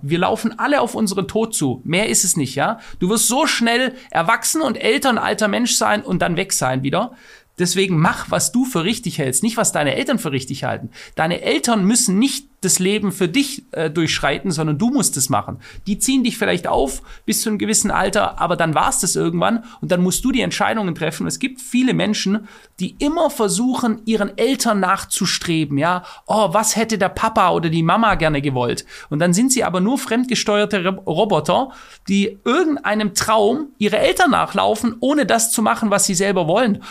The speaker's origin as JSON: {"language": "German", "country": "Germany", "said": "Ich bin Deutscher und ich fühle mich als Deutscher"}